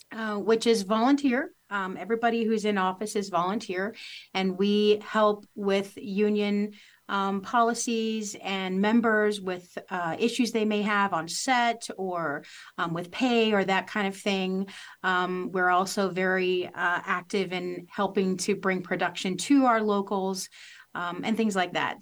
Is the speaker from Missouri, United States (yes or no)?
yes; Missouri, United States; moved away as an adult; also born or lived in Los Angeles; I grew up here in Missouri, went to, to Los Angeles and worked for several years